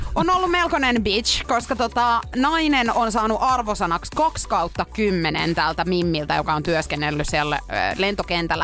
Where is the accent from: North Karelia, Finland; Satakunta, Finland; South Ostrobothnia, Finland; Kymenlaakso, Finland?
Satakunta, Finland; Pori; Purista, kun olen kotoisin